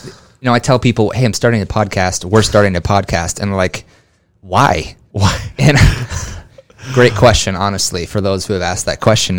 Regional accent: Jefferson, Iowa, United States; born and raised Jefferson, Iowa

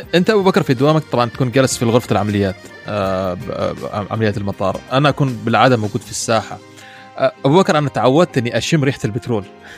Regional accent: Oman; استضفناها نحن في السلطنه

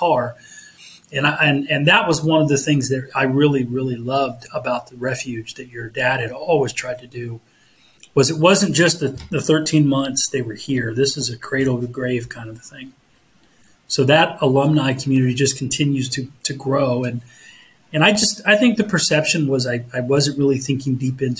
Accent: Southern Ohio, United States; I grew up in Southern Ohio

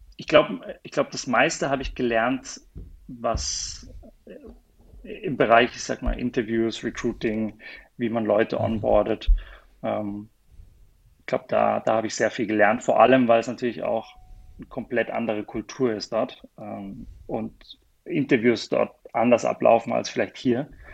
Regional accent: near Mannheim, Baden-Württemberg, Germany; moved away as an adult; also born or lived in Kaiserslautern, Germany / Vienna, Austria / Kuala Lumpur, Malaysia; Bin, bin, Deutscher aus der Nähe von Mannheim

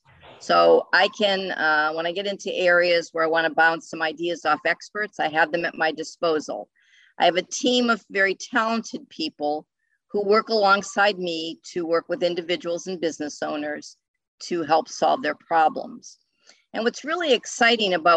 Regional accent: Ohio, United States; moved away as an adult; now in New England, United States; I'm from the Midwest. I'm from Ohio

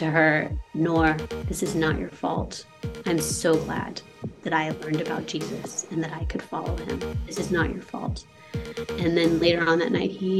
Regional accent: United States; moved away as an adult; now in Lebanon; I am currently in Lebanon, and I am from the States

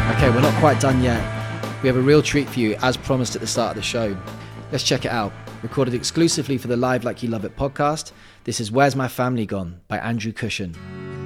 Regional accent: Jersey; moved away as an adult; now in Australia; I've been out here for seven years, and I'm originally from Jersey

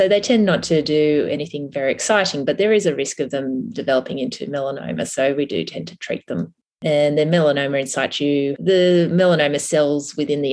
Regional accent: Tamworth, New South Wales, Australia; now in Sydney, Australia; I'm originally from Tamworth

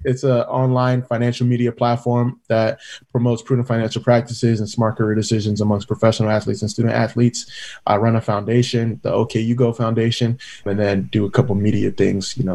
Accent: California, United States; moved away; also born or lived in Philadelphia / Orlando / Kansas City / Portland; first generation Nigerian American, the oldest of four siblings, born and raised in California

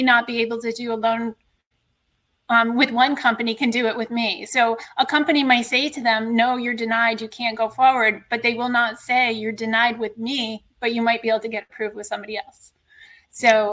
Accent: Connecticut, United States; moved away as an adult; also born or lived in New York City / California; I grew up in Connecticut

